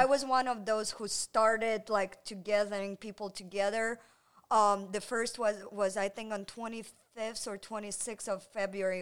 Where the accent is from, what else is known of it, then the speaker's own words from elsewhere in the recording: Ukraine; English is a second language; moved away as an adult; also born or lived in Israel; now in Cincinnati, United States; I was born in Ukraine, okay. but my mom, uh, being Jewish